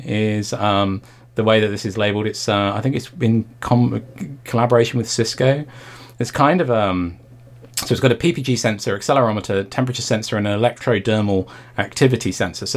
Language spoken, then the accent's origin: English; United Kingdom; as a Brit